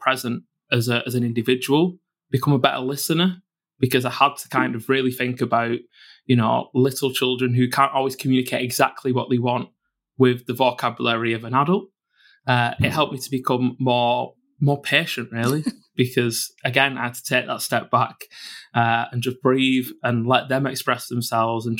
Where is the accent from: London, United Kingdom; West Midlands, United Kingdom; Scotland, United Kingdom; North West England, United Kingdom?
North West England, United Kingdom; Bolton; born and brought up in Bolton in the Northwest